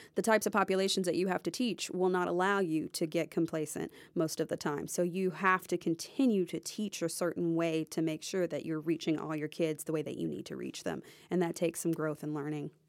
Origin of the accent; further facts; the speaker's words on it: Nashville, Tennessee, United States; also born or lived in Jacksonville, Florida; originally, I grew up here in the Nashville area, so my parents still lived here